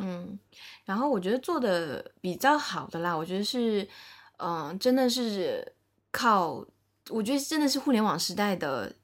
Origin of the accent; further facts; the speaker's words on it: Shanghai, China; 我是一个在上海长大的上海人，然后目前也在上海工作，然后也是在外资的一家娱乐公司工作